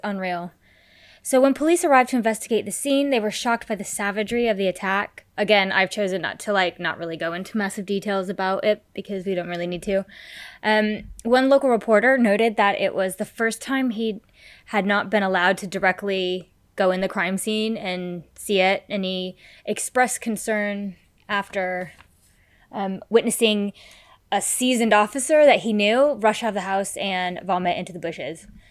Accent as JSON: {"language": "English", "country": "United States", "said": "I'm American"}